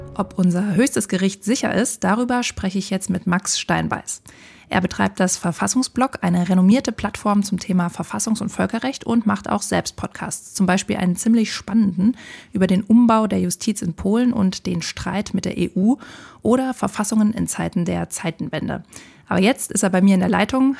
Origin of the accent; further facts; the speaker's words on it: Germany; bei uns in Deutschland